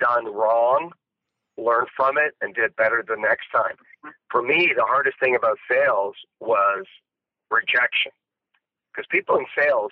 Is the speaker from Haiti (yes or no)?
no; Canada; I grew up in Canada